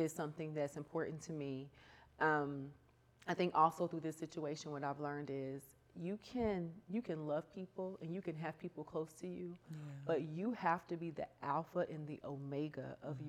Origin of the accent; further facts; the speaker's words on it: the South, United States; I grew up in the South